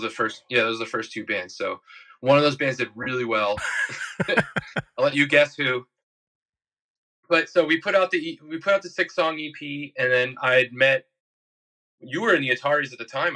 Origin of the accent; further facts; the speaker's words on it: New York City, New York, United States; I'm from Bayside, Queens